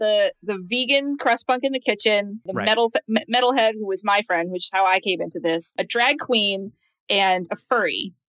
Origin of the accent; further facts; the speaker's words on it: Essex County, Massachusetts, United States; Well, I'm from New England. I grew up in Essex County. So it's like the border of, if I start drinking, you'll be able to tell, but it's the border of Massachusetts and New Hampshire.